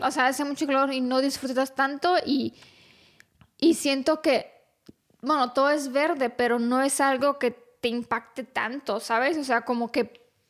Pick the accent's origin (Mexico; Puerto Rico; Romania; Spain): Romania; yo que soy rumana